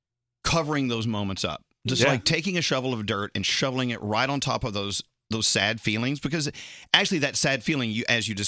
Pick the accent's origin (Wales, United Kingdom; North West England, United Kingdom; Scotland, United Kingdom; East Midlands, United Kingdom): Scotland, United Kingdom; You know, I'm a Scottish, you know, drunk. I cried everything.